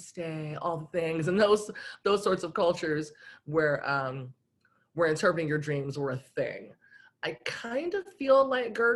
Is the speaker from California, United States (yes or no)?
yes; Los Angeles, California, United States; born or raised there; moved away as an adult; now in Portland, United States